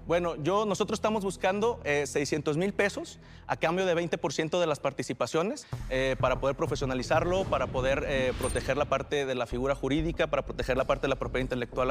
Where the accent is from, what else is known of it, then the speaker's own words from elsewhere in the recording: Jalisco, Mexico; vengo del estado de Jalisco, de la tierra del tequila, el mariachi y el pacbolero